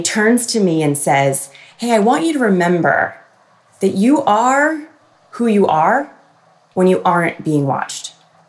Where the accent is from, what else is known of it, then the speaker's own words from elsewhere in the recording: Freehold Township, New Jersey, United States; in this town, my town, Freehold